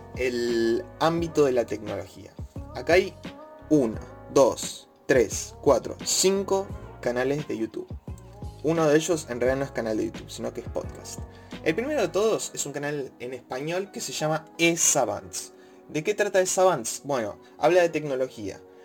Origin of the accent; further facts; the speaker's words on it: Argentina; siendo de Argentina